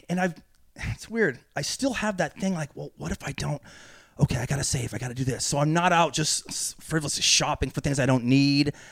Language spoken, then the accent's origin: English; California, United States; Uh, NorCal.